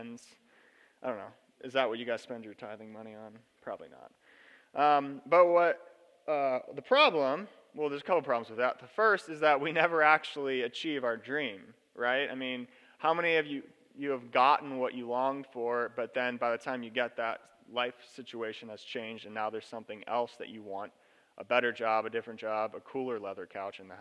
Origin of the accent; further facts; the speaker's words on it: Lancaster, Pennsylvania, United States; now in Central Oregon, United States; I grew up in Lancaster, Pennsylvania. I live in Central Oregon now